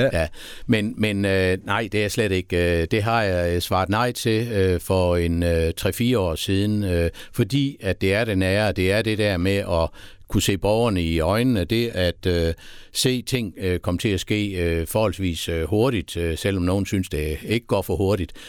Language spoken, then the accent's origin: Danish; Haderslev, Southern Denmark, Denmark; also born or lived in Sønderborg / Tørsbøl / Esbjerg; Jeg er født i Sønderborg. Ja og har boet nede i øh, Tørsbøl i øh, det første år, og så flyttede vi til Haderslev, og så er jeg faktisk vokset op øh, i Haderslev